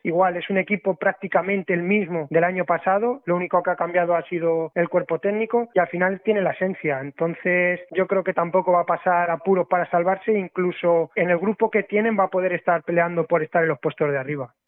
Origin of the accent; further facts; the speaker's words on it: Alcázar de San Juan, Castilla-La Mancha, Spain; moved away as an adult; now in Lanzarote, Spain; yo quiero mucho mi pueblo, Alcázar de San Juan